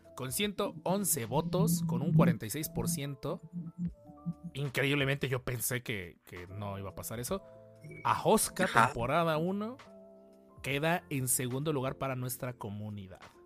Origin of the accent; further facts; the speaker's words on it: Mexico; hay que sentirnos muy orgullosos como, como mexicanos